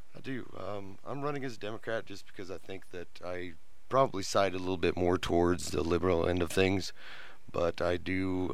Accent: Nebraska, United States; moved away as an adult; also born or lived in Iowa; now in Lubbock, United States; I'm from Nebraska originally

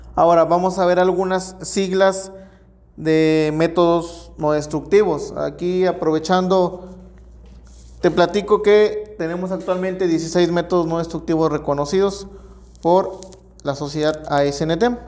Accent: Mexico

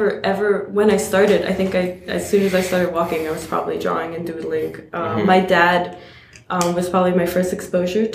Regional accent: New York City, New York, United States; I grew up in Queens

